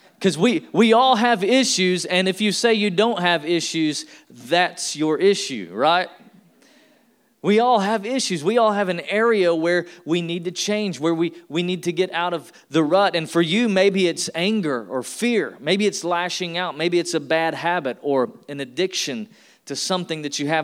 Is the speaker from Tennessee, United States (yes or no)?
yes; Tennessee, United States; I'm from Tennessee. I was born and raised in the South